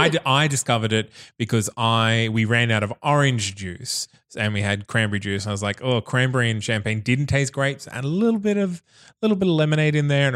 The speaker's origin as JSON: {"language": "English", "town": "Bundaberg", "region": "Queensland", "country": "Australia", "tie": "born or raised there", "said": "when I grew up in Bundaberg"}